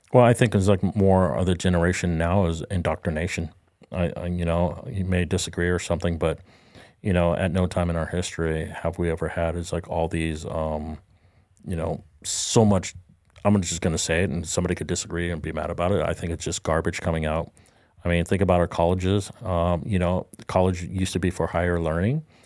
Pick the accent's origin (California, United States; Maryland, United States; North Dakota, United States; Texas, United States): California, United States; Southern; now in Florida, United States; I grew up in Southern California